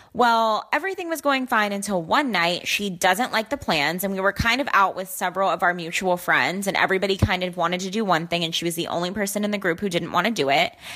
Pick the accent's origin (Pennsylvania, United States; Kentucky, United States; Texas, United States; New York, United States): Texas, United States; Dallas; I'm 22 and from Dallas, Texas.